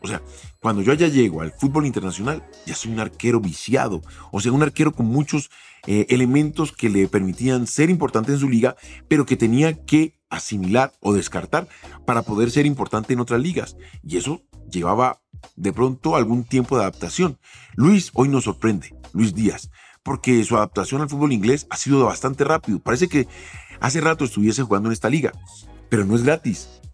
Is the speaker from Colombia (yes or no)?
yes; Colombia; un arraigo hacia mi tierra, para que mis hijas entendieran de dónde venía